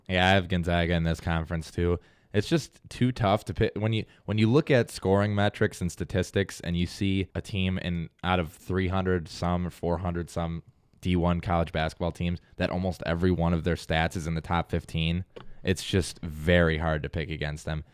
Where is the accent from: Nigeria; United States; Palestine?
United States; Buffalo, New York; I'm being from Buffalo.